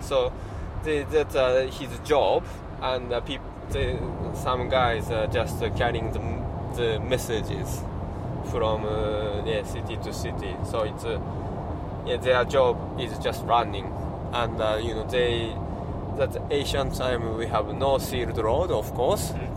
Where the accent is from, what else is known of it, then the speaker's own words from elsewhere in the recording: Shizuoka, Japan; English is a second language; my hometown is Shizuoka. is kind of kind of mountain place